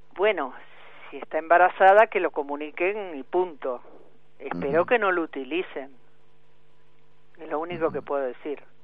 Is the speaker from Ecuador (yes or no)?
no; Argentina; yo como ciudadana argentina